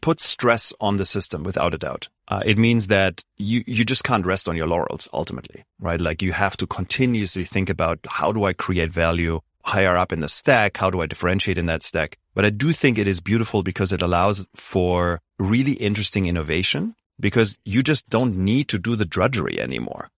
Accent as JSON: {"language": "English", "country": "Germany", "tie": "born or raised there", "moved": "yes", "said": "I grew up in Germany, very traditional schooling system"}